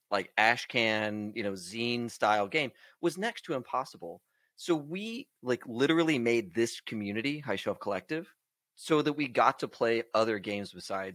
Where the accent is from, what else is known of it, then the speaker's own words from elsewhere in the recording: Texas, United States; We're both from Texas.